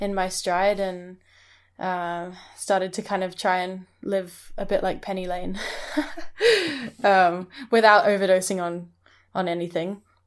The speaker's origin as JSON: {"language": "English", "country": "Hong Kong", "tie": "born or raised there", "also_born_or_lived": "Scotland", "moved": "yes", "said": "I grew up in Hong Kong, but I went to boarding school in Scotland"}